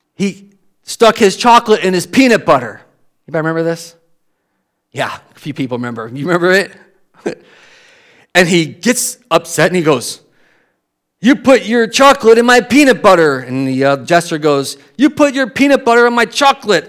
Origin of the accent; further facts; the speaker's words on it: United States; I was born in this country